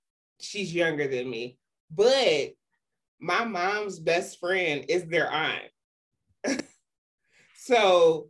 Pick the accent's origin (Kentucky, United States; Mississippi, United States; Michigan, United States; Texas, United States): Michigan, United States; Detroit; moved away; And I was coming from Detroit, so I ain't know shit about none of them because I didn't even know a white child until I was 13.